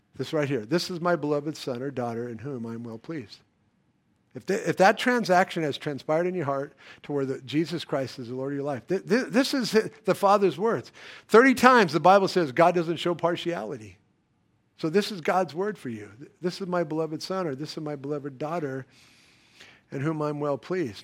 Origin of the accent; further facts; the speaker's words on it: United States; I'm American.